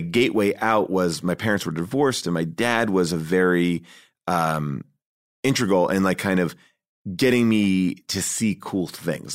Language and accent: English; Long Island, New York, United States; I grew up in, uh, Long Island, uh, right outside of New York City